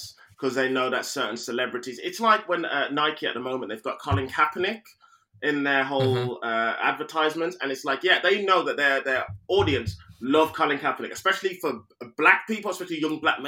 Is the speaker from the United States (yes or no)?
no; United Kingdom; I may have Jamaican heritage and whatnot, but mate, I am British